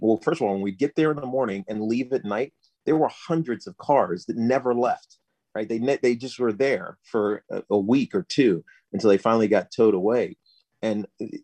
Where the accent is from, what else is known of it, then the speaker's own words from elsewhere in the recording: Southwest Virginia, United States; moved away as an adult; I grew up in Southwest Virginia